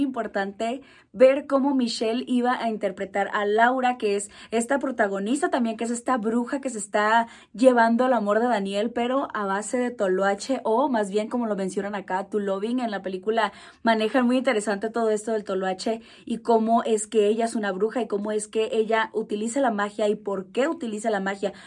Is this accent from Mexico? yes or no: yes; Mexico; como mexicanos estamos súper acostumbrados a escuchar